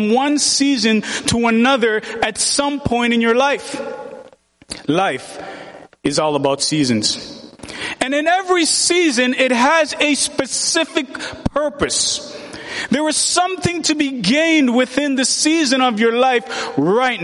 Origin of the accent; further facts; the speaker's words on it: Jamaica; moved away; I'm from Jamaica.